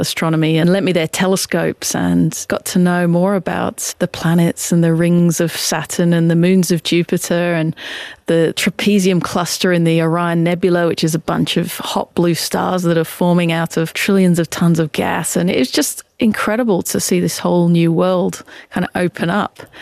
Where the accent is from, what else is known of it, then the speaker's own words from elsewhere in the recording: about 60 km from London, England, United Kingdom; I grew up in England and we're about 60 Ks from London in a really small community, just a couple of hundred people.